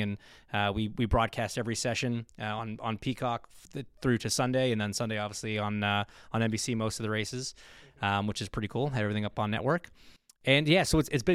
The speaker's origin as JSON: {"language": "English", "town": "Toronto", "region": "Ontario", "country": "Canada", "tie": "born or raised there", "said": "my hometown race in Toronto"}